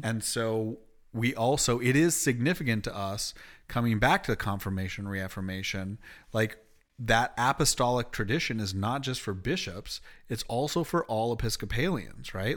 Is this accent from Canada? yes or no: yes; Canada; moved away; also born or lived in Springfield, Illinois; being Canadian.